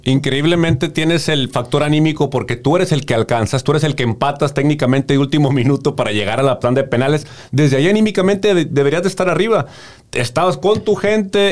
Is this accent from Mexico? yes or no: yes; Mexico; como mexicanos